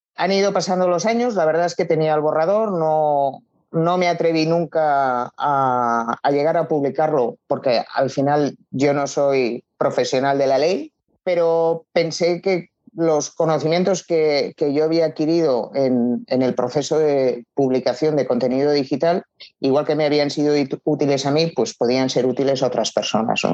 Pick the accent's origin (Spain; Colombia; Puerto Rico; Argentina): Spain; Barcelona, Catalonia; tengo 53 años y soy natural de Barcelona